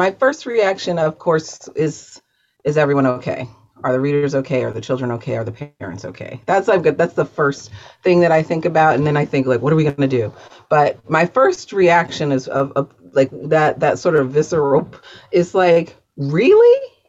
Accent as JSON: {"language": "English", "town": "Baltimore", "region": "Maryland", "country": "United States", "said": "I'm from Baltimore."}